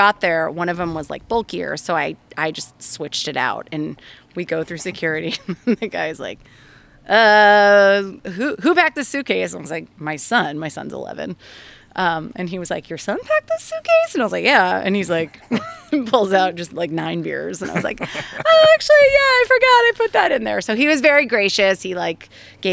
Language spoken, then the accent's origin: English; Massachusetts, United States; moved away; I was born in Massachusetts, so my parents still live there.